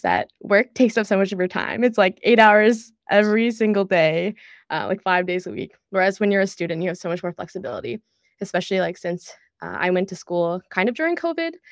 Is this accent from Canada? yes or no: yes; Ottawa, Ontario, Canada; moved away as an adult; also born or lived in Kingston; now in San Francisco, United States; I'm also from Ottawa, and, like, growing up in a suburb is so much different than, I guess, living in a city